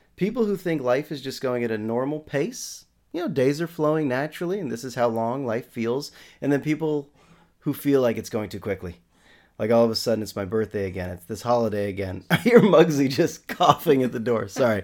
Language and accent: English; San Rafael, California, United States; I'm from San Rafael, twenty minutes north of San Francisco